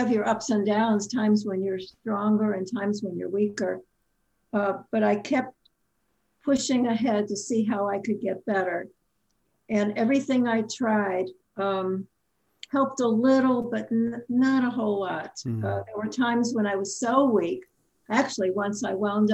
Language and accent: English; Chicago, Illinois, United States; moved away; also born or lived in Indiana; I was from Chicago, so I was the out-of-state student